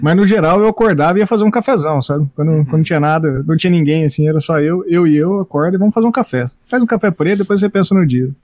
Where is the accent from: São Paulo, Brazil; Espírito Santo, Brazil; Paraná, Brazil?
Paraná, Brazil; Maringá; Eu cresci nessa cidade, Maringá, no Paraná